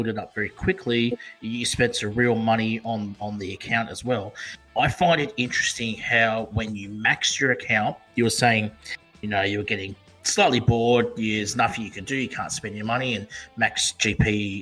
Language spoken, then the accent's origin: English; Perth, Western Australia, Australia; all the way from Perth, Western Australia, my hometown